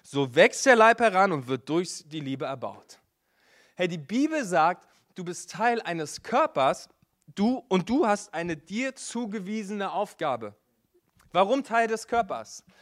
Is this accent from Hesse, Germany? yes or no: no; Berlin, Germany; Hey, ich bin in Berlin groß geworden in einer Kirche, äh, die hatte das nicht so richtig, Kleingruppen.